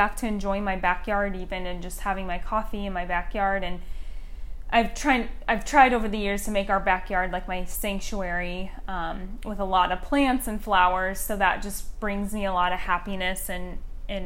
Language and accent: English; the Northwest, Pacific Northwest, United States; now in Scottsdale, United States; Growing up in the Northwest, just surrounded by nature all around me